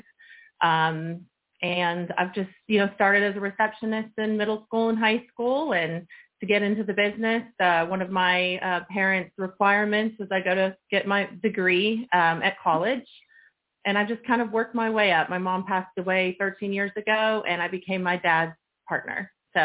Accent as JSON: {"language": "English", "town": "Edina", "region": "Minnesota", "country": "United States", "tie": "born there", "said": "I was born actually in Edina, Minnesota, where the corporate office of Great Clips is. My dad was a CPA up in Minneapolis"}